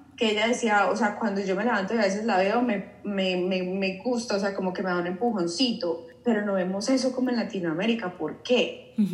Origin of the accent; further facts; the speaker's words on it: Colombia; moved away; also born or lived in Mexico; yo soy colombiana